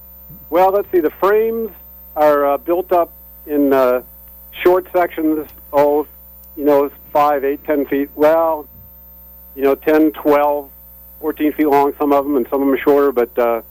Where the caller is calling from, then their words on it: Mystic, Connecticut, United States; Oh, actually, I'm calling from Mystic.